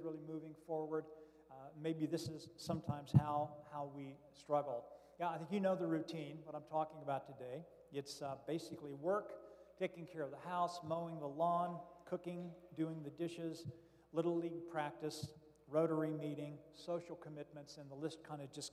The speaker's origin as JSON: {"language": "English", "town": "Florence", "region": "Kentucky", "country": "United States", "said": "I am from Florence, Kentucky, just south of Cincinnati, and your guest preacher today"}